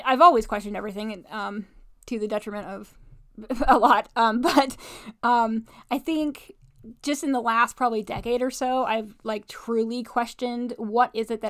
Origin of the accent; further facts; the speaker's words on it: Midwest, United States; So, you know, grew up in Bible Belt, and you know, faith has always been important to me.